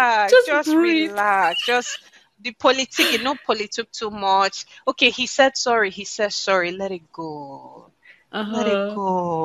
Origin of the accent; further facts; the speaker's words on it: Nigeria; People identify that I'm Nigerian African through my name, my accent when I share it, but primarily through music.